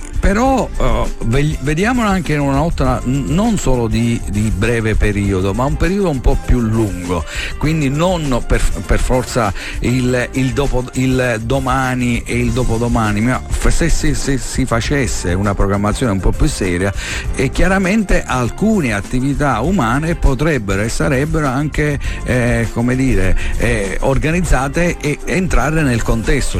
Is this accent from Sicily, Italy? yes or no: yes; Marsala, Sicily, Italy